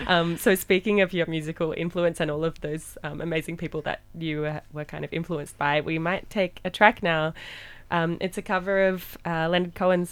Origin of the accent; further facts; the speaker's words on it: Queensland, Australia; so I grew up in Queensland